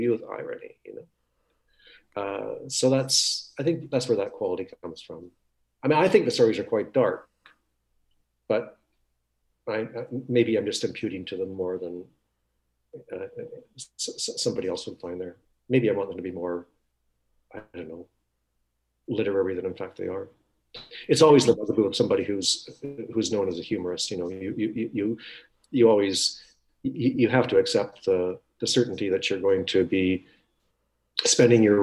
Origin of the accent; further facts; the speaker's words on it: Winnipeg, Manitoba, Canada; moved away; I grew up in Winnipeg.